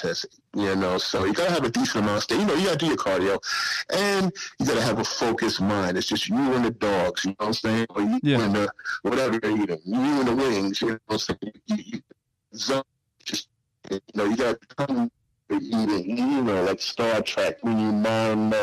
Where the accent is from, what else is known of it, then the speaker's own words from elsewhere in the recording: New York City, New York, United States; also born or lived in Suffolk County, Long Island; I'm originally from South Jamaica, Queens